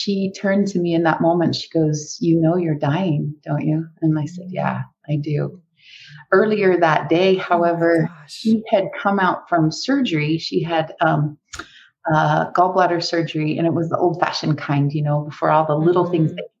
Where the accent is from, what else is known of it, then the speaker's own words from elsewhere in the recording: Brigham City, Utah, United States; I grew up Catholic in Brigham City, Utah